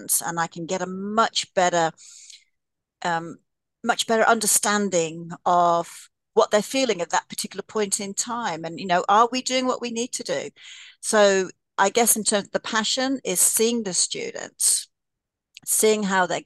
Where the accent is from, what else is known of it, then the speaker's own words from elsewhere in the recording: Australia; now in Canada; I'm Australian